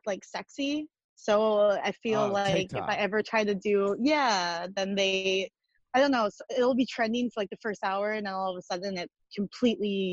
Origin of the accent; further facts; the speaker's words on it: New Richmond, Wisconsin, United States; moved away as an adult; also born or lived in Minnesota; now in Los Angeles, United States; I grew up in a little town called New Richmond, Wisconsin